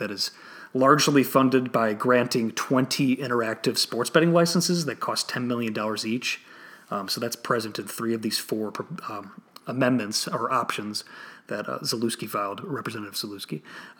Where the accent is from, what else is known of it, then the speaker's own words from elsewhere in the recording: Illinois, United States; now in Florida, United States; here in my home state, or I'm in Florida now, but in Illinois